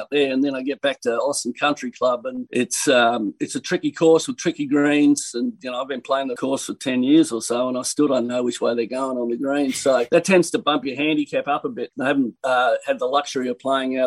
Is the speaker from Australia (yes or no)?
yes; Australia; moved away as an adult; now in United States; I take particular pride in being an Australian